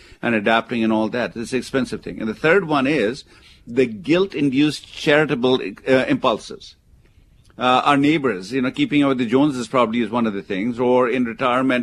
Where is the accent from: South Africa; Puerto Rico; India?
India; now in United States; where I come from, where I was born in India